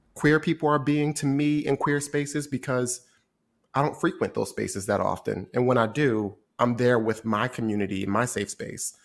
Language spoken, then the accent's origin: English; Trenton, New Jersey, United States; moved away as an adult; also born or lived in Washington, D.C. / New York; I grew up in Trenton, New Jersey, which I, I grew up in a predominantly black environment.